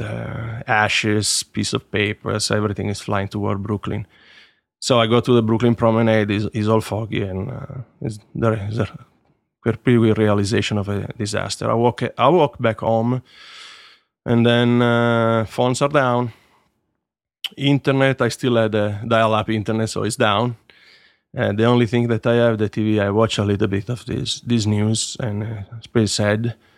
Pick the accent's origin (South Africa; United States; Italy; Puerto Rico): Italy; Turin, Piedmont; I was born in Torino and, uh, soon moved just in the outskirts of the city because my father was, uh, put in charge of a factory that was opening to manage the staff. And, uh, so I grew up just outside of Torino